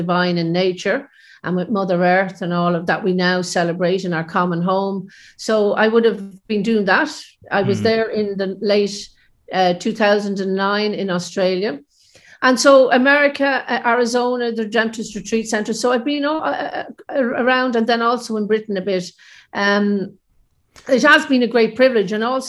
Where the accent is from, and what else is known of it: Ireland